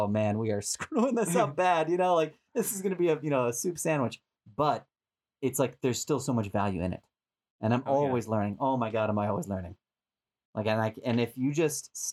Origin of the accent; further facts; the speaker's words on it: Boston, Massachusetts, United States; moved away as an adult; also born or lived in San Diego; now in Los Angeles, United States; I'm from Boston originally, but I spent 10 years in San Diego